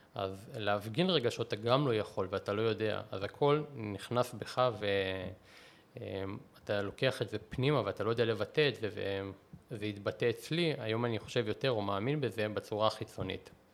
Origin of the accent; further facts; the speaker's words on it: Israel; also born or lived in Russia (Soviet Union); אני עליתי בגיל שנה וחצי, אז אי אפשר לקרוא לזה שגדלתי ברוסיה